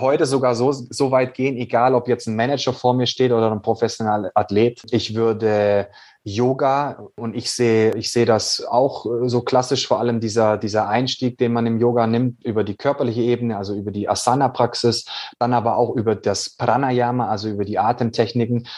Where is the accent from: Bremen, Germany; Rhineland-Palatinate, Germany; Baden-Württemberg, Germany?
Baden-Württemberg, Germany; Swabia; ich bin ja ein gebürtiger Schwabe